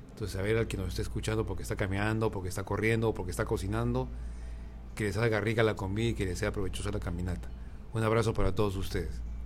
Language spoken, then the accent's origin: Spanish; Arequipa, Peru; moved away as an adult; also born or lived in Ecuador / Colombia; now in Mexico; nací en una ciudad del Perú que se llama Arequipa